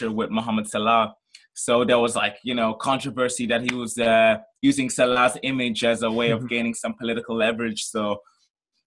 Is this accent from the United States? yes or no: no; Nigeria; moved away; I'm originally from Nigeria